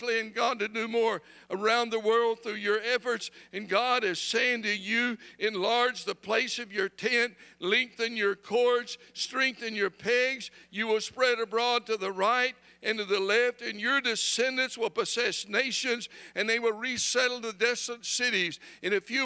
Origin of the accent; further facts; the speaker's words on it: England, United Kingdom; moved away as an adult; now in Ireland; I was born in England